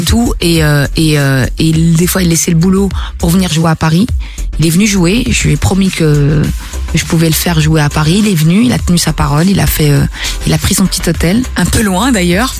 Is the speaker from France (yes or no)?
no; Belgium; also born or lived in Brussels; réside chez moi en Belgique pour la première fois